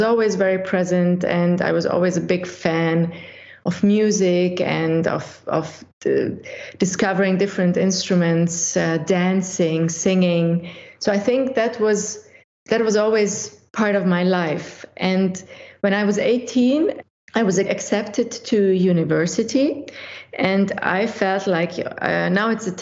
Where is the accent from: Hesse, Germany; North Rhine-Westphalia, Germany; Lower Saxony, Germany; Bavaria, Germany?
Bavaria, Germany; Munich; English is a second language; also born or lived in Budapest, Hungary; now in St. Gallen, Switzerland; I was born in Budapest. But when I was 6 years old, my family decided to leave the communist Hungary back in those days and to escape to Western Europe and to start a new life. And because of that, we ended up in Germany, in Munich. And I grew up in Munich and I learned fluently German